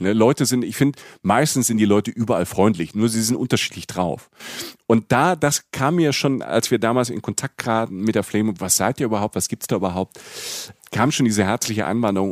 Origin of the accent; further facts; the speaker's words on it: Rhineland-Palatinate, Germany; ich bin in Rapsfelder auch groß geworden, in der Pfalz